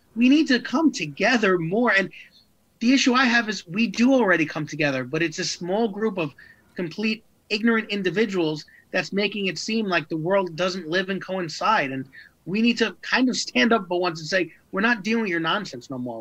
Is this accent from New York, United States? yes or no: yes; New York, United States; my hometown of New York